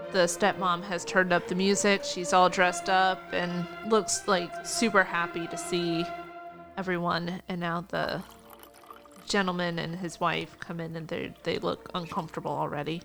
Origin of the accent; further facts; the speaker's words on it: United States; as an American viewer